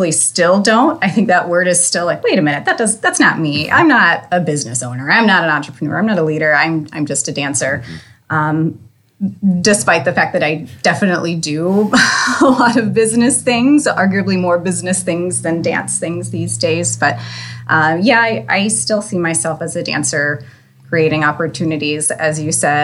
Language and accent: English; Northeast Ohio, United States; also born or lived in Erie, Pennsylvania / St. Louis; I am originally from Northeast Ohio